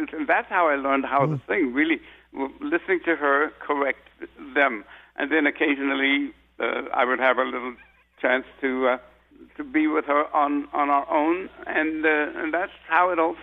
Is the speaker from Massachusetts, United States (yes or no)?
no; San Francisco, California, United States; I grew up in San Francisco